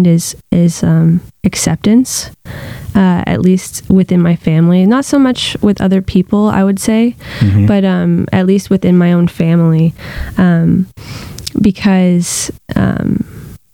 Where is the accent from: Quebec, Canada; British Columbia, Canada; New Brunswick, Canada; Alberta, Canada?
New Brunswick, Canada; Fredericton; I was born in Fredericton, New Brunswick